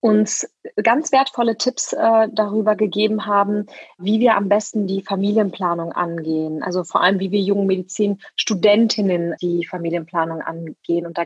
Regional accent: West Germany, Germany; also born or lived in Leipzig; Ja, ich bin als Westdeutsche mit türkischem Migrationshintergrund als Frau nach.

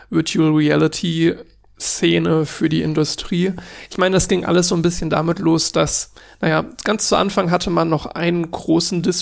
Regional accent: Cologne, North Rhine-Westphalia, Germany; ich komme halt aus Köln und ich dachte mir, es kann nicht sein, dass ich aus Köln komme und da in der Umgebung gewohnt habe für, naja, lass mich überlegen, 20 Jahre und nie auf der Gamescom war.

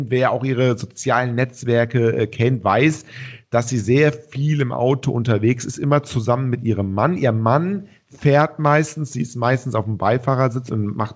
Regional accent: Cologne, North Rhine-Westphalia, Germany; wo wir alle, glaube ich, hier als Kölner vor allen Dingen äh, ein bisschen

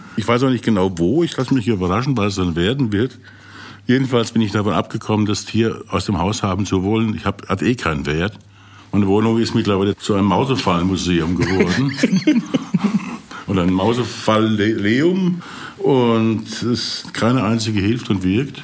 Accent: Rhineland-Palatinate, Germany; moved away; bin ja Pfälzer

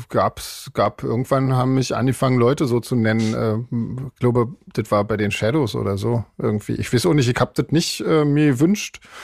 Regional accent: Switzerland; bei uns in der Schweiz

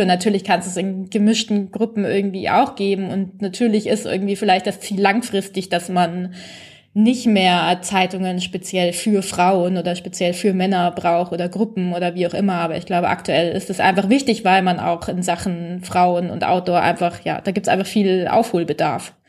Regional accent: Bavaria, Germany; für mich als Bayerin

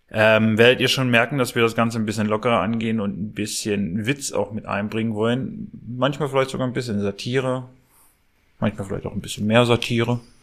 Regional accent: Clausthal-Zellerfeld, Lower Saxony, Germany; ich bin in Klausterzeller Feld geboren

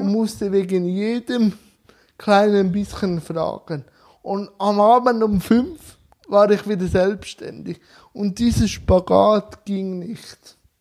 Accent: Switzerland; ich komme aus der Schweiz

